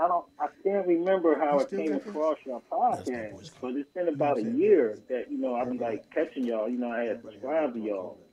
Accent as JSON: {"language": "English", "town": "Philadelphia", "region": "Pennsylvania", "country": "United States", "tie": "born or raised there", "said": "I grew up on 55th and Gerard."}